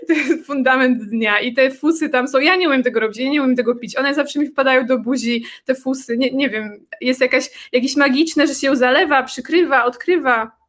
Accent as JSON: {"language": "Polish", "town": "Warsaw", "region": "Masovian Voivodeship", "country": "Poland", "moved": "yes", "lives_now": "Czech Republic", "said": "ja jestem z Warszawy"}